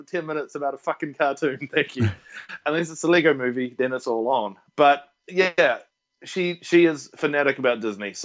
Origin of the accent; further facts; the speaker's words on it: Wellington, New Zealand; also born or lived in Dunedin; now in Australia; I'm from Wellington